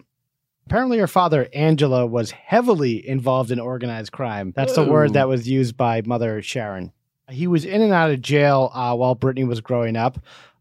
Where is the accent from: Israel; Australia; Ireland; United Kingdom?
United Kingdom; Portchester, South East England; I'm from Portchester.